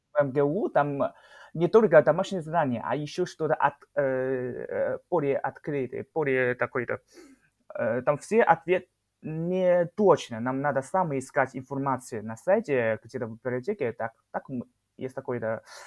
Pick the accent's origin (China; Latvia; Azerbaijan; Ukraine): China; Shenyang, Liaoning; Russian is a second language; moved away as an adult; now in Moscow, Russia; я сам э, из города Шэньян. Э, самый крупный город